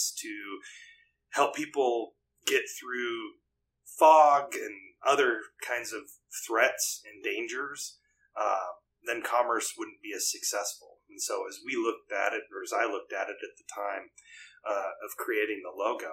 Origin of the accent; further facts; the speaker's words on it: Lake Stevens, Washington, United States; also born or lived in Midwest; I've lived in Lake Stevens for most all my life